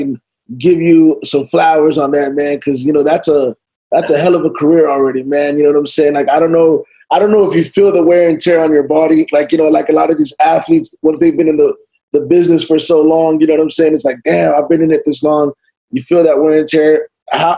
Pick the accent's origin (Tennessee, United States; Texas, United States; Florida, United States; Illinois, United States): Texas, United States; Dallas; I'm from Texas, you know, Dallas, Fort Worth